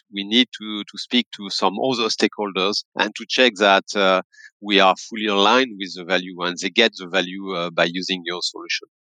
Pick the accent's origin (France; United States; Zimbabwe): France; accent: French; English is a second language; also born or lived in Paris; my accent will tell you that I'm French, based in Paris